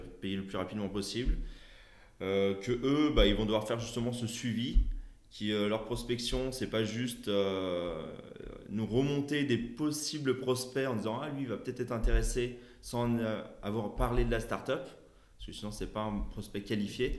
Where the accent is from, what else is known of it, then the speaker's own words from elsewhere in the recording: Lyon, Auvergne-Rhône-Alpes, France; je suis de Lyon